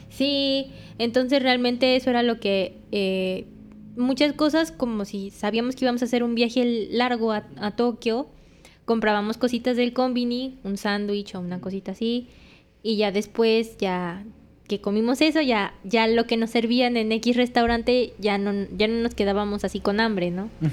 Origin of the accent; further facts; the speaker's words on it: Mexico; me fui de México con 10.500 pesos